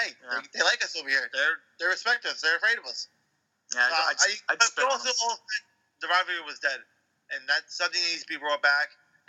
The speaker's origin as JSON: {"language": "English", "region": "New York", "country": "United States", "said": "I come from New York"}